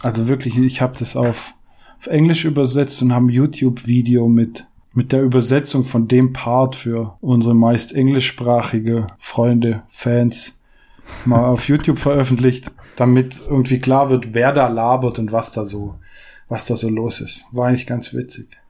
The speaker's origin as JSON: {"language": "German", "town": "St. Georgen", "country": "Germany", "tie": "born or raised there", "said": "Also ich war in St. George selbst, in der Stadt, neun Jahre auf der Schule"}